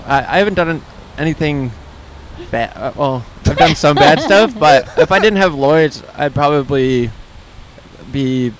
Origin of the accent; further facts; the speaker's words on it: Chicago, Illinois, United States; accent: Midwest; I'm from Chicago.